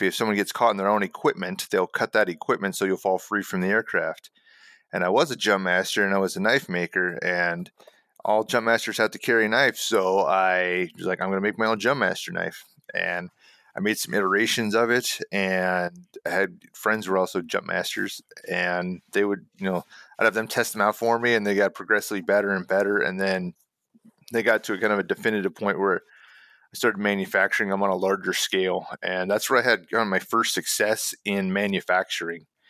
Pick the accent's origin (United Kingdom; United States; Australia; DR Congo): United States; I'm an American